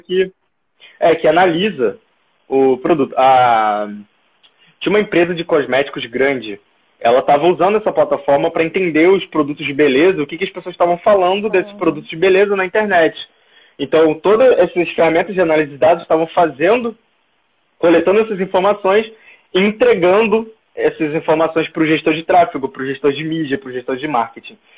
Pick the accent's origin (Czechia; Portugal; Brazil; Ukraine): Brazil; nós como brasileiros